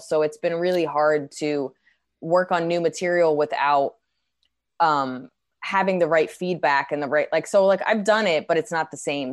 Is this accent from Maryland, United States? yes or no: no; New Jersey, United States; now in New York, United States; I grew up in Jersey, I'm from New York